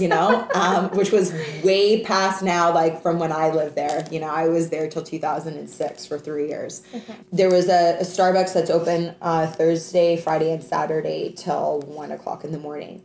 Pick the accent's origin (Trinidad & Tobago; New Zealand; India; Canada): Canada; also born or lived in Hawaii / Vancouver / Australia; now in Toronto, Canada; Being Canadian, living in the United States of America